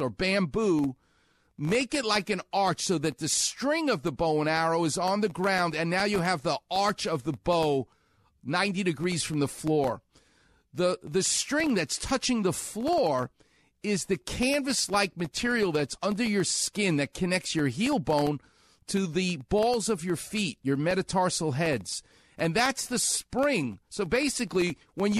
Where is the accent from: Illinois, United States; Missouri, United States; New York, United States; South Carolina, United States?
New York, United States; now in Los Angeles, United States; I'm from New York, so it sounds like yogurt